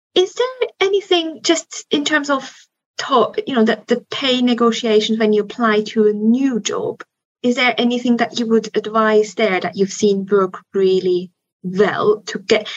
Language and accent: English; Switzerland; moved away; Switzerland, where I'm from